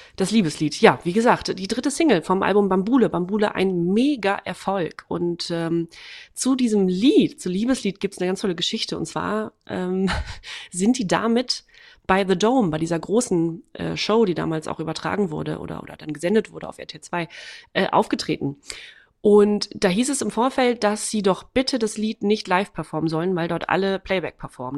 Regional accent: Waren, Mecklenburg-Vorpommern, Germany; moved away; in meiner Heimatstadt. Äh, und da war gleichzeitig, das ist Waren-Müritz

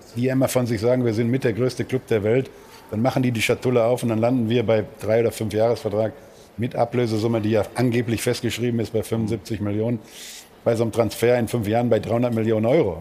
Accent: Ruhr area, North Rhine-Westphalia, Germany; Ich komme auch aus dem Ruhrpott

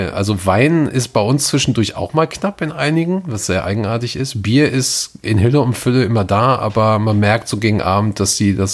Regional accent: Gelsenkirchen, North Rhine-Westphalia, Germany; meine Heimat, meine Heimat äh, Gelsenkirchen rum.

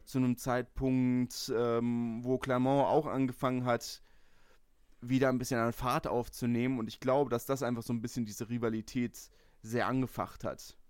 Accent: Berlin, Germany; ich komme aus Lichterfelde das ist festes Hertanerland

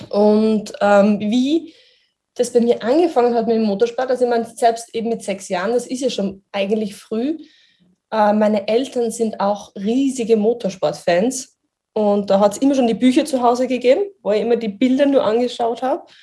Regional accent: Styria, Austria; Ich bin Steirerin, also wirklich so gut wie am Red Bull Ring groß geworden.

